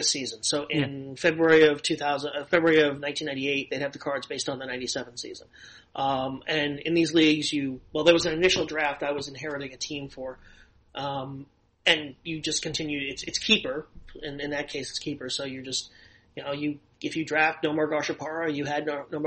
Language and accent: English; New York City, New York, United States; moved away as an adult; also born or lived in Los Angeles, United States; I grew up in Inwood, which is the last neighborhood in Manhattan before you get to the Bronx.